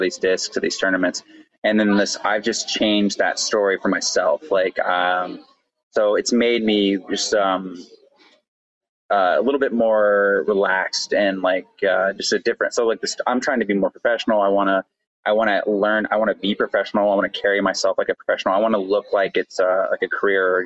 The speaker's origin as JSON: {"language": "English", "town": "Austin", "region": "Texas", "country": "United States", "said": "I'm from Austin, Texas"}